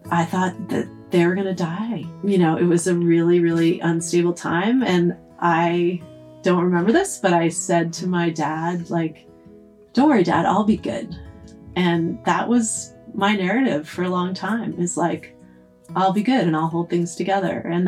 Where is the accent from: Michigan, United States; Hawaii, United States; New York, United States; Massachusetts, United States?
Massachusetts, United States; outside of Boston; moved away as an adult; I grew up outside of Boston